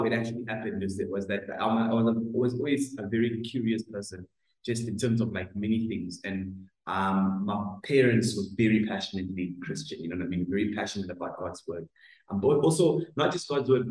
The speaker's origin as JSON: {"language": "English", "town": "Greytown", "region": "KwaZulu-Natal", "country": "South Africa", "said": "I'm from a small town in KZN called Greytown."}